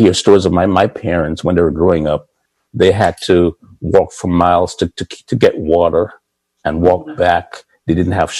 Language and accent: English; Jamaica; also born or lived in Boston; now in Pikesville, United States; Growing up in Jamaica